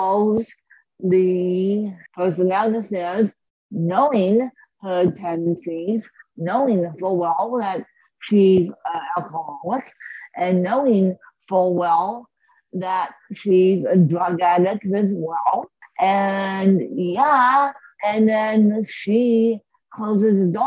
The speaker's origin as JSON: {"language": "English", "town": "Aspen", "region": "Colorado", "country": "United States", "tie": "born or raised there", "said": "I grew up in Aspen for 33 years"}